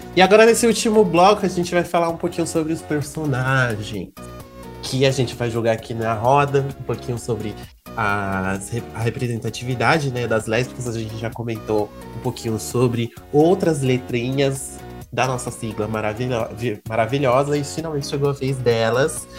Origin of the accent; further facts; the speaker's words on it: São Bernardo do Campo, São Paulo, Brazil; Eu sou de São Bernardo do Campo, amor, a terra da batata do Volkswagen